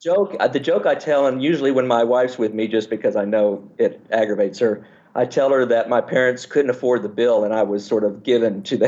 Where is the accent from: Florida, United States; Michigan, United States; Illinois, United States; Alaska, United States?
Alaska, United States; Fairbanks; born there; But I was born in Fairbanks, Alaska, and my mother's gynecologist or OB, the person who delivered me, the doctor who delivered me, we became good friends, as everybody in Alaska does